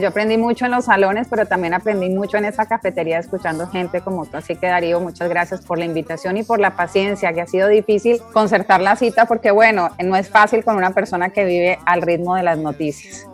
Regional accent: Cali, Valle del Cauca, Colombia; now in Caracas, Venezuela; como colombiana

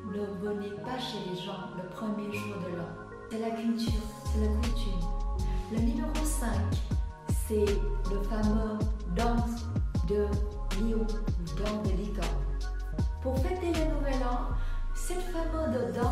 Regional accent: Vietnam; French is a second language; now in France; Ça fait 20 ans, je vis en France J'ai une double culture Je suis vietnamienne d'origine Et je suis en France depuis 20 ans

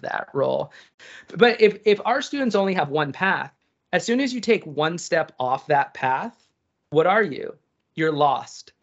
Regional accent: East Coast, United States; I'm from the East Coast

